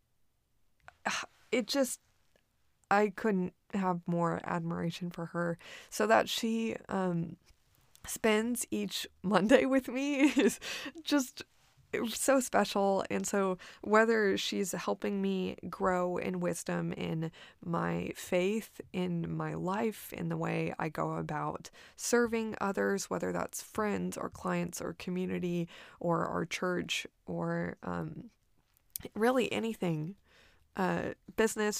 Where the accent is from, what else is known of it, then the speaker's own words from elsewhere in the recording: Corpus Christi, Texas, United States; moved away as an adult; now in Austin, United States; my hometown of Corpus Christi